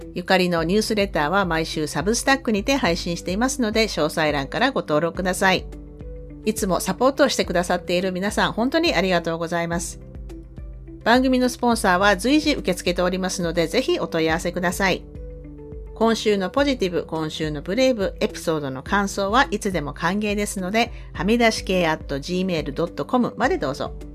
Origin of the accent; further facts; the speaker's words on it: Sasebo, Nagasaki, Japan; moved away as an adult; now in Canada; 私も長崎なんですって言ったら、え、どちらですかって聞かれて、え、佐世保ですって言ったら